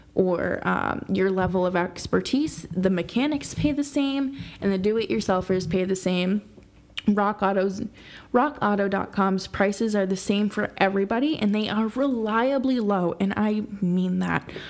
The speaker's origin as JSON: {"language": "English", "region": "New York", "country": "United States", "said": "a New Yorker myself"}